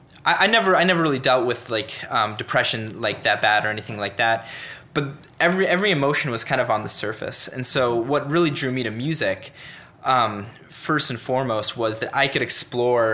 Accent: Littleton, Colorado, United States; moved away as an adult; also born or lived in Utah / Seattle, Washington / Swaziland; now in Cincinnati, United States; I grew up in Colorado

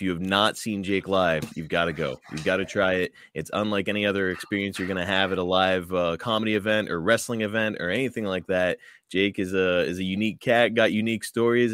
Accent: Pittsburgh, Pennsylvania, United States; Pittsburgh here, my hometown.

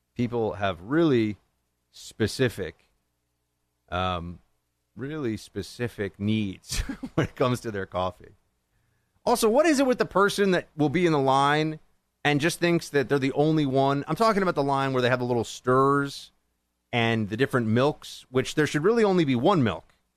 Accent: New York, United States; here in New York State, my home state

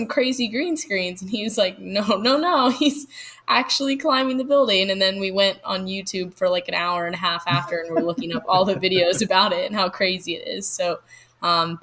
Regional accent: Florida, United States; Growing up in Florida, I went to Jacksonville a lot, Tampa Bay

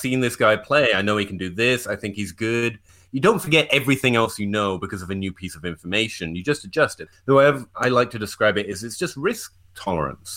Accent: England, United Kingdom; I'm English

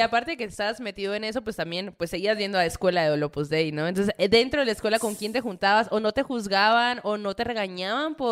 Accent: Hermosillo, Sonora, Mexico; now in Mexico City, Mexico; yo como que crecí en Sonora, en Hermosillo

